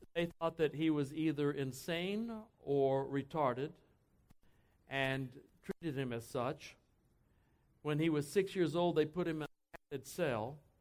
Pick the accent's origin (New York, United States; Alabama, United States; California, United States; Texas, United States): Texas, United States; I grew up in Texas, so I can say that, all right? Born and bra- raised right in Texas.